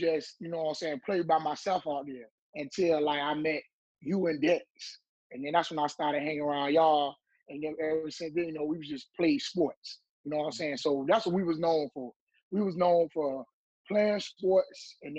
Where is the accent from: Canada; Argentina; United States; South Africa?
United States; Portsmouth, Virginia; also born or lived in Suffolk, Virginia; I've been staying in Portsmouth all my life. I was born in Suffolk, though. I went to school up until the third grade in Suffolk, but I always stayed out Portsmouth, out Charleston, Cavalry Mountain, Charleston.